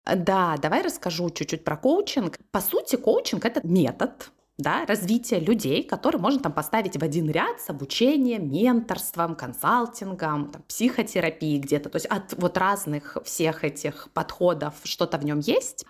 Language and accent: Russian; Krasnodar, Krasnodar Krai, Russia; also born or lived in Novosibirsk; мы переехали в Краснодар, где, собственно, я и выросла